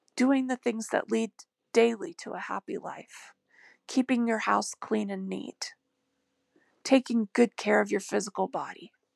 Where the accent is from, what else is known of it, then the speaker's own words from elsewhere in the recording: United States; I was born in America